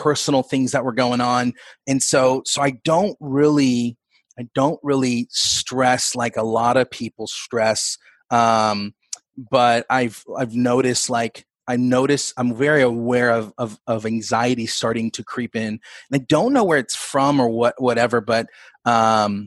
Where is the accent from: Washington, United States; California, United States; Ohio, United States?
California, United States; West Sacramento; I grew up in West Sacramento, but it was like the Broderick area